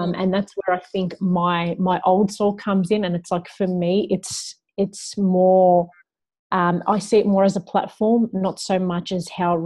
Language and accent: English; Melbourne, Victoria, Australia; also born or lived in Young, New South Wales; I was born in a little town called Young, but my family had moved back to Melbourne just a couple of weeks after I was born.